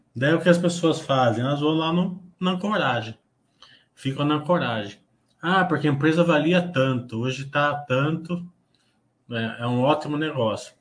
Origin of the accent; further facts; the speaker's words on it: Brazil; nós, como brasileiros